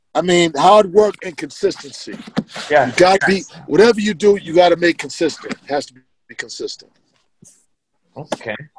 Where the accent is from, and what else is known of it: Boston, Massachusetts, United States; born or raised there